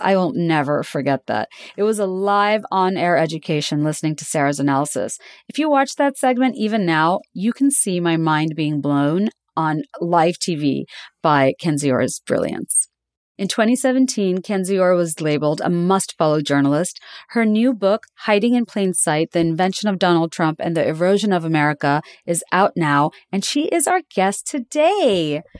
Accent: Dhaka, Dhaka Division, Bangladesh; moved away; I grew up in Dhaka, in Bangladesh

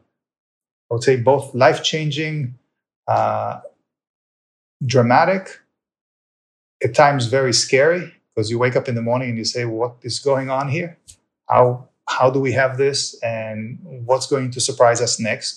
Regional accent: Israel; now in United States; I was born in Israel. Can't get rid of the accent.

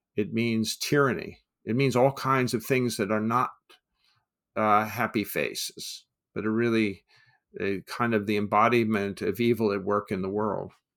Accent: United States; as an American

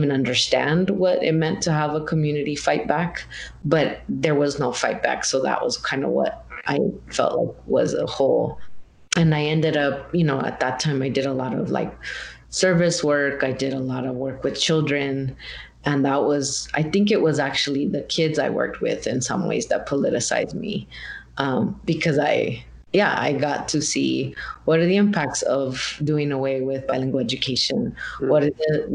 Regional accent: Guadalupe, Arizona, United States; moved away; I'm from Arizona originally. I'm from this town called Guadalupe, Arizona, which is like in the, you know, metropolitan Phoenix area

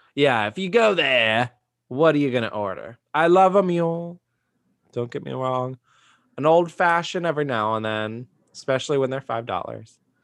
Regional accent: Austin, Texas, United States; growing up in Austin

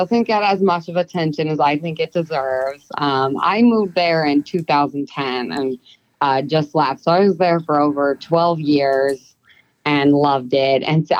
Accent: New Hampshire, United States; moved away as an adult; also born or lived in Melbourne, Florida; now in Colorado, United States; I'm from New Hampshire.

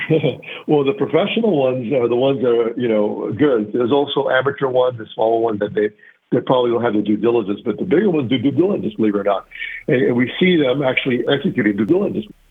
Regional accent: Miami, Florida, United States; Grew up in the Miami area from uh, Cuban parents, immigrants, first generation American

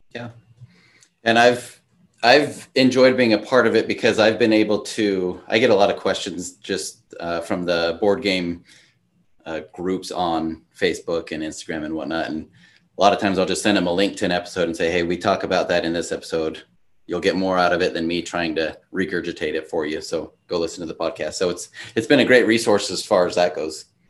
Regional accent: Washington, United States; moved away as an adult; also born or lived in Idaho / Oregon; now in Utah, United States; I grew up in Washington State, went to college in Idaho, and then took my first job in Oregon, and now I live in Utah.

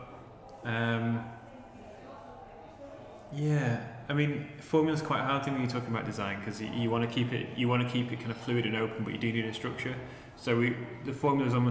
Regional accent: Manchester, North West England, United Kingdom; moved away; also born or lived in Sheffield; we're from Manchester originally

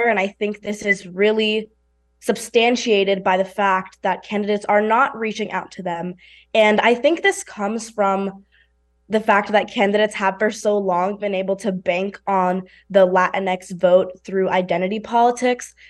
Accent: New York City, New York, United States; I come from New York City, which we know is a very highly industrial space

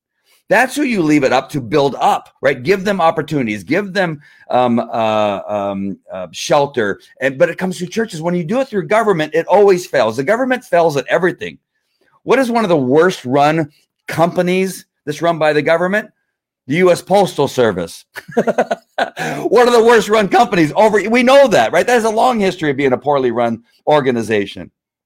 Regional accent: United States; she's mad at me as an American

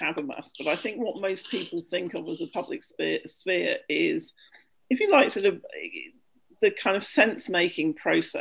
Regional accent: London, United Kingdom; I come from London, where you have Speaker's Corner in Hyde Park

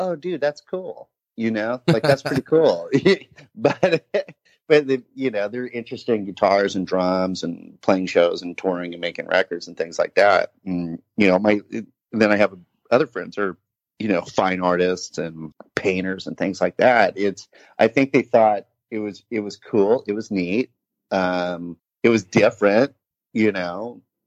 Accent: Laguna Beach, California, United States; accent: surf skate language; moved away; I'm from Laguna Beach originally. So, you know, I definitely have sort of the surf skate language for sure.

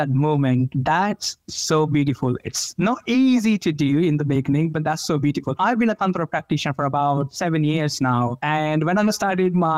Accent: India; moved away; Growing up in India

